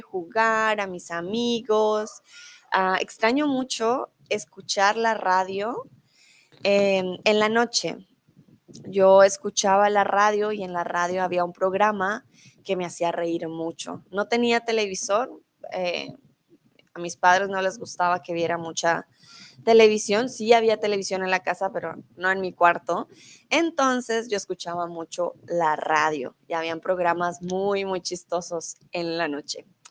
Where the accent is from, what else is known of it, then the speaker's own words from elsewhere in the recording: Bogotá, Colombia; accent: neutral; first language Spanish; now in Germany; soy de Colombia, pero soy de Bogotá, soy de la capital. Por lo tanto, mi acento es un poco más neutral.